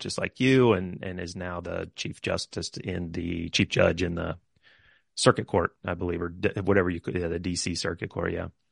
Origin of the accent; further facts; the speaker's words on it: Lawrence, Kansas, United States; now in Arizona, United States; we both grew up in Lawrence, Kansas